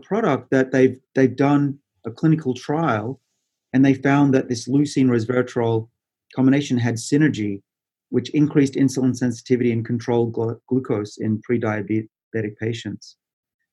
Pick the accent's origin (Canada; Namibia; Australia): Australia; I'm Australian